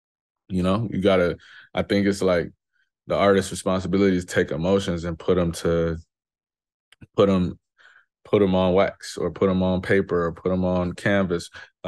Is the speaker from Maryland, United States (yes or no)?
no; Chicago, Illinois, United States; I'm from Chicago for sure.